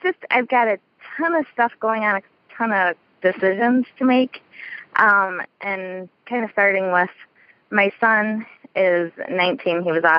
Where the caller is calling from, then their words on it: Gladwin, Michigan, United States; I'm calling from Michigan.